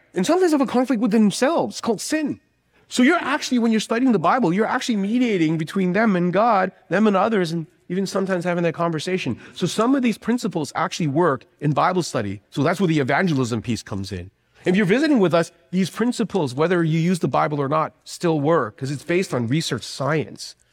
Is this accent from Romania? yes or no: no; Canada; moved away; I am actually from Canada